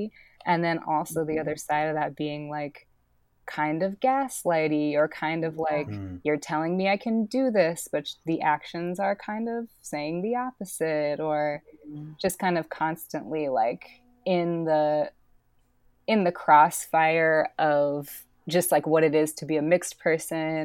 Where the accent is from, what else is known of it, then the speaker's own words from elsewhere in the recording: Minneapolis, Minnesota, United States; also born or lived in New Mexico; I grew up in Minneapolis